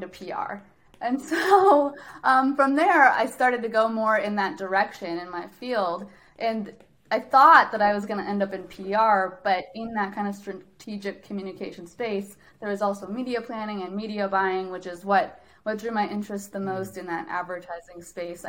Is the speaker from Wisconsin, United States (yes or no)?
yes; Wisconsin, United States; accent: Canadian; I grew up in Wisconsin.